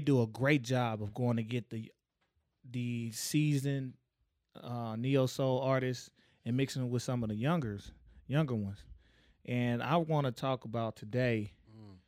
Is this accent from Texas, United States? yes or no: yes; Tyler, Texas, United States; I'm from Tyler